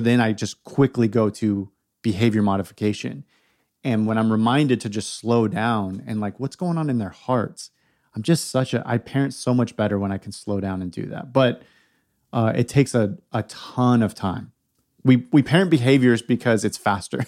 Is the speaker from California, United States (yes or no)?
yes; California, United States; also born or lived in Oregon / Portland; now in South Carolina, United States; I was born and raised in California.